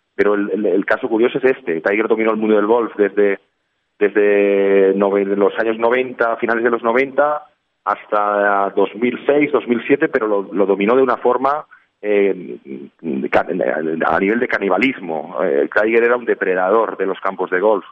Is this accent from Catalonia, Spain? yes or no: yes; Barcelona, Catalonia, Spain; moved away as an adult; also born or lived in Valencia; mi, mi, origen, que es Barcelona, y decido volver a mi tierra